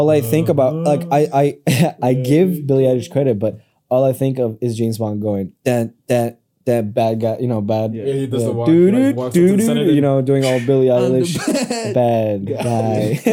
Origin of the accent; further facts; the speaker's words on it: Mexico; I'm Mexicano.